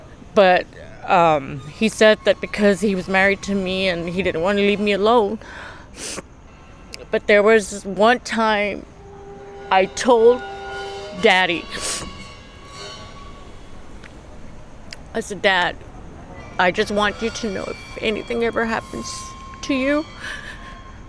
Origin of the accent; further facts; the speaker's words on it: Texas, United States; moved away as an adult; now in Long Beach, United States; Born and raised in Texas, but I live in Los Angeles, California. Long Beach